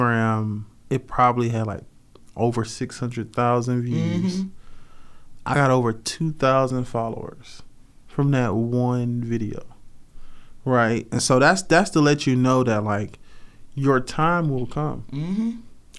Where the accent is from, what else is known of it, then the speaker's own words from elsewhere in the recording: Rocky Mount, North Carolina, United States; moved away; I grew up in Rocky Mount, North Carolina.